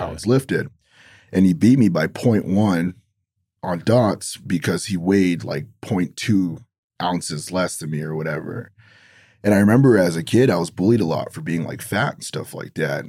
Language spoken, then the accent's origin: English; Los Angeles, California, United States; growing up in Los Angeles